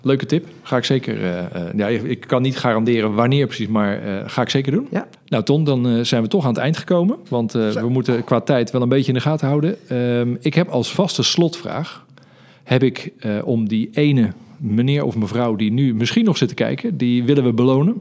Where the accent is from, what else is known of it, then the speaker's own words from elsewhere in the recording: Netherlands; we als Nederlanders